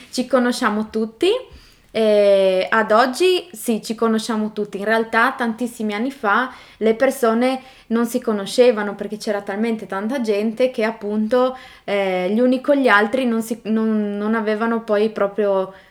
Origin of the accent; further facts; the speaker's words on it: San Giorgio di Resia, Friuli-Venezia Giulia, Italy; sono di San Giorgio di Resia e vivo qua da sempre. Sono nata